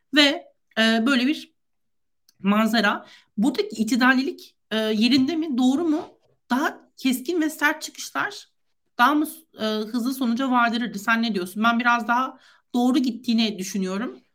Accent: Antalya, Turkey; Ben Antalyalıyım.

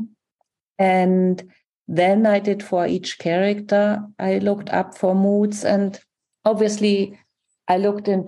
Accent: Germany; I'm from Germany.

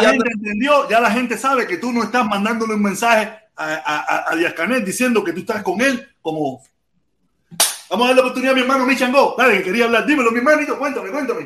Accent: Cuba; moved away as an adult; yo llevo casi 20 años fuera de Cuba sin residente, sin expatriarme, sin nada de eso. yo soy yo de Cuba y soy un cingado cubano

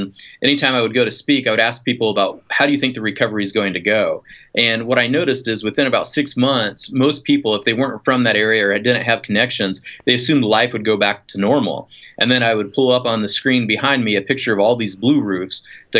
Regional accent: Midwest, United States; moved away as an adult; we're from the Midwest.

